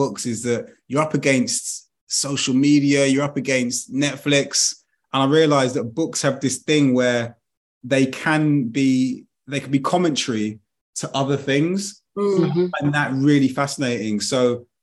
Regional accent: London, United Kingdom; now in Yorkshire, United Kingdom; growing up in Brixton, because I grew up in Brixton in the 80s and 90s

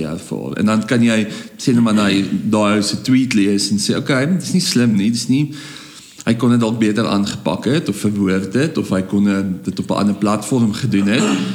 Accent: South Africa; So ek sien myself as 'n Afrikaner, maar ek is ook baie ander goed

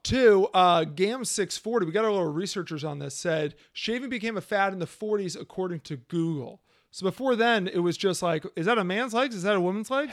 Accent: United States; I'm American

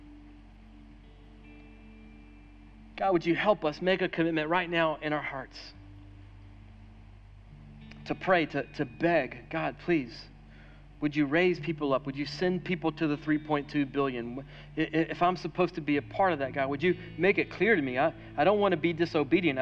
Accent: United States; especially as wealthy American Christians

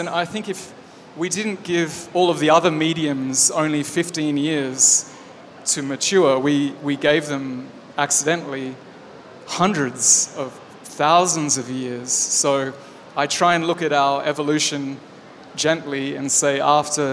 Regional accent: Australia; I'm Australian

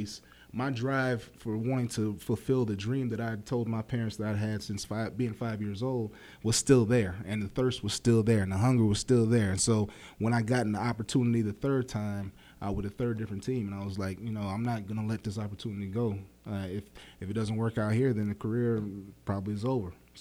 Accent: East Coast, United States; we're both from the East Coast

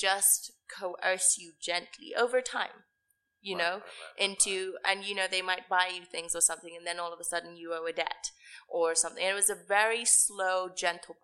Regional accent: Nairobi, Kenya; moved away; also born or lived in United States; I grew up in Karen.

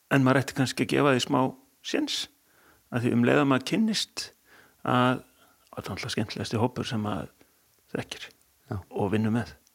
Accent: Akureyri, Northeastern Region, Iceland; ég er fættur og uppalinn hérna á Akureyri

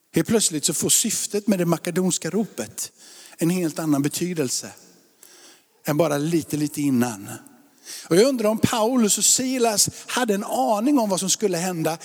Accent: Sweden; Jag är uppvuxen i Sverige

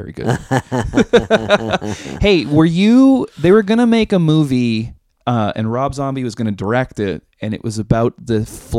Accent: Vancouver, British Columbia, Canada; also born or lived in Edmonton, Alberta; I'm from Vancouver.

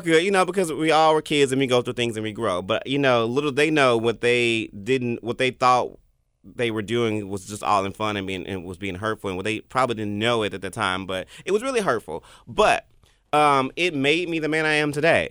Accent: Memphis, Tennessee, United States; I've never lived outside of Memphis

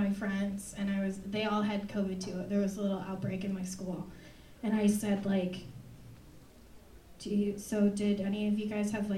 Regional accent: Fort Dodge, Iowa, United States; moved away; I love growing up in Iowa

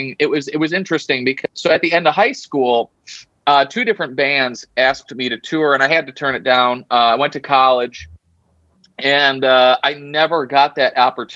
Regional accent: Kenosha, Wisconsin, United States; accent: Wisconsin; it's a quintessential Wisconsin accent there. I'm in the southeast corner of the state in Kenosha

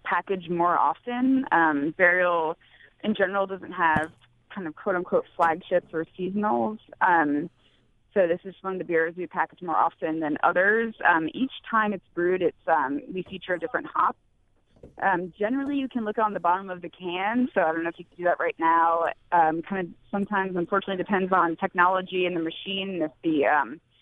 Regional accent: New York City, New York, United States; also born or lived in Seattle, United States; now in Asheville, United States; I'm from New York City originally

